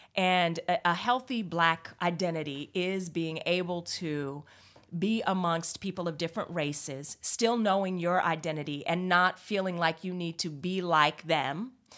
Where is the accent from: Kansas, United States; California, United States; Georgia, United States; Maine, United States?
California, United States; I grew up in California, so my experience is very unique. It's very multicultural, and I understand that.